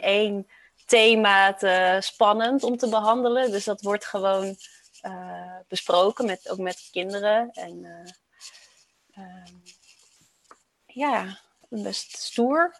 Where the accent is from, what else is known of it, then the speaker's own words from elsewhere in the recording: Roosendaal, North Brabant, Netherlands; also born or lived in Rotterdam; ik kom uit Roosendaal